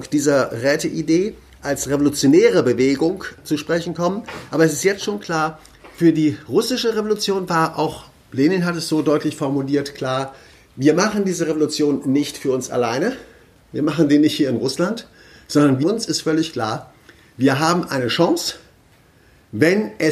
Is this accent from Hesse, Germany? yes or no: yes; Kassel, Hesse, Germany; ich kann das jetzt hier in Baden-Württemberg nicht sagen, aber in Kassel, äh, wo ich herkomme, können wir es gut nachzeichnen.